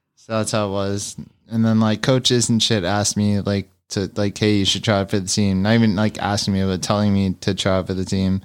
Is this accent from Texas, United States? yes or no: yes; San Antonio / Austin, Texas, United States; I'm from Texas. I was born in Austin